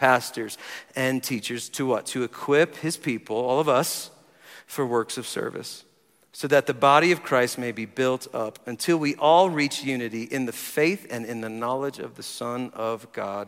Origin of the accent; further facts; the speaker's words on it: New Jersey, United States; moved away as an adult; also born or lived in Tulsa, Oklahoma; now in Colorado Springs, United States; I grew up in New Jersey. I've spent half my life here now. I've been here 22 years